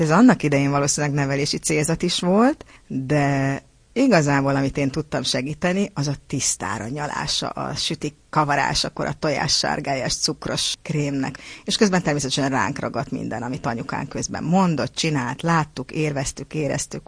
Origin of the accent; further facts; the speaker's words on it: Törökszentmiklós, Jász-Nagykun-Szolnok, Hungary; a szülővárosomnak, Törökszent Miklósnak